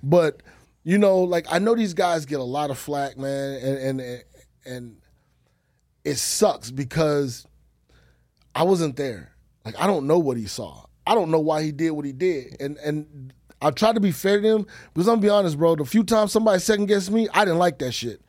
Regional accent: Texas, United States; I'm from Texas, so I know the lingo.

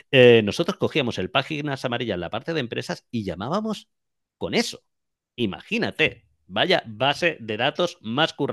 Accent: Jaén, Andalusia, Spain; now in Madrid, Spain; Yo vine a Madrid, eh, aunque no se me note por el acento, soy de Jaén

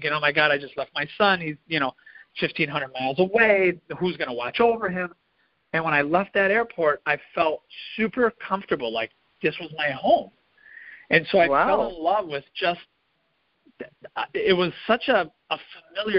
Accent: Milwaukee, Wisconsin, United States; moved away as an adult; now in Naples, United States; I'm from Milwaukee, Wisconsin

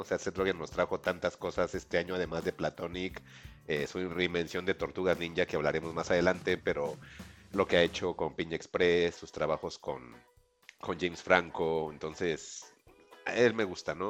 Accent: Mexico; como mexicanos lo vamos a entender

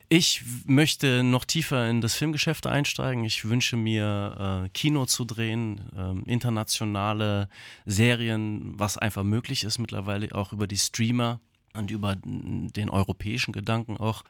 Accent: Offenbach am Main, Hesse, Germany; Meine Mutter ist Theaterfrau, hat eine eigene Theaterschule gehabt in Offenbach am Main. Mein Vater ist bildender Künstler und ich bin aufgewachsen sozusagen im Atelier

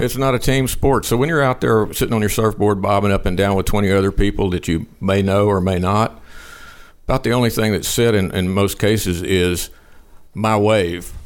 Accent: Liberty, Texas, United States; who was also from my hometown, Liberty

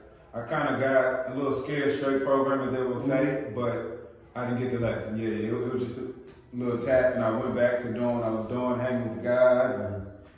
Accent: Houston, Texas, United States; also born or lived in Victoria, Texas; Originally was born in Victoria, Texas.

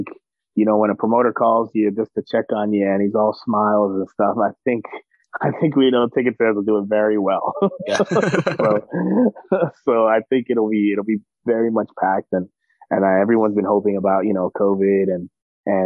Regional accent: United States; I'm an American

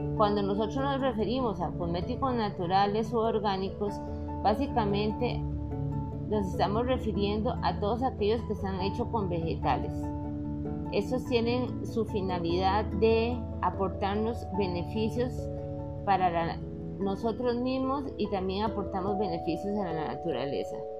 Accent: Costa Rica; yo soy costarricense

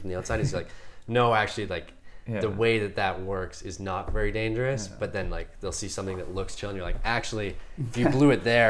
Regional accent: Rossland, British Columbia, Canada; now in Whistler, Canada; when I grew up in Rosslyn.

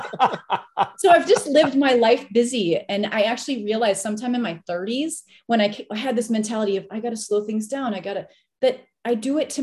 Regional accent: Minnesota, United States; I grew up in Minnesota.

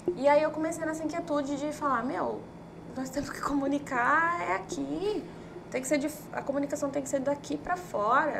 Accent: Cuiabá, Mato Grosso, Brazil; eu sou moradora de Cuiabá, sou cuiabana

